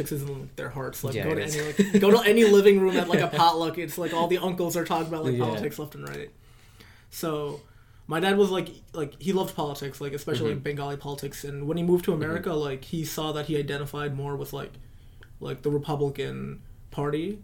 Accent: Brentwood, New York, United States; also born or lived in Queens, New York; the gang violence in the area I grew up in Brentwood was always, like, a very prevalent thing

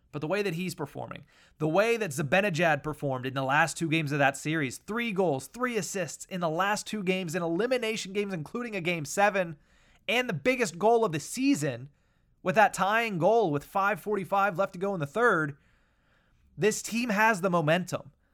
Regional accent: Western Pennsylvania, United States; growing up in Western Pennsylvania

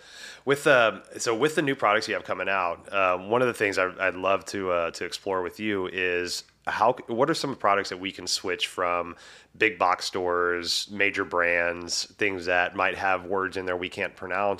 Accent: the South, United States; because I grew up in the South, like it's freaking hot as shit down there, right?

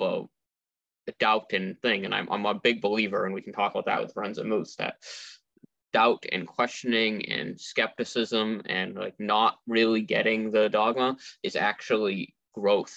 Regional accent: Millbury, Massachusetts, United States; We grew up in Millbury, but we went to a church in Auburn

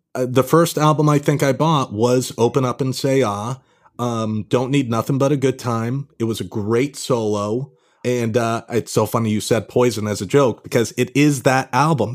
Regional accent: Pound Ridge, New York, United States; moved away as an adult; also born or lived in Los Angeles; now in Brooklyn, United States; I grew up in kind of northern Westchester, uh, Pound Ridge, New York

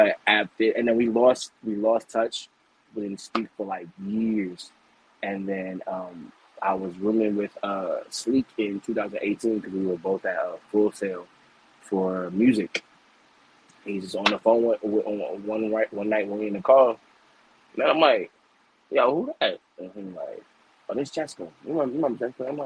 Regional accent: New York City, New York, United States; I'm from the Bronx, New York

